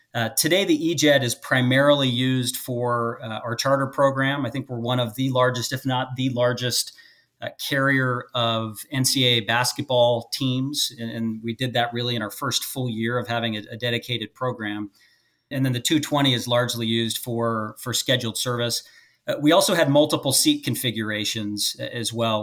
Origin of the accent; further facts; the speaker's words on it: Las Vegas, Nevada, United States; also born or lived in Phoenix; Allegiant, which is in my hometown of Las Vegas, where I was born and raised.